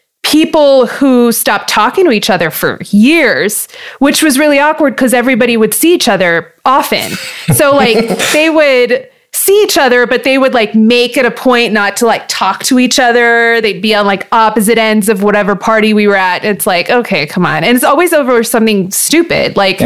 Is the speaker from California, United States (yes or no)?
yes; Hacienda Heights, California, United States; also born or lived in Montebello, California; I'm from LA. I was born in Montebello, which is right next to East LA. And I grew up in Hacienda Heights, which is like a little bit further off from that. And it was total suburbia.